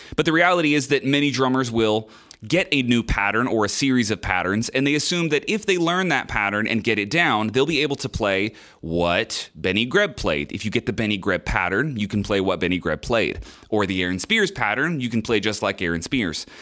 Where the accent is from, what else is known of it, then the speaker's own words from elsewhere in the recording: United States; I'm a musician from America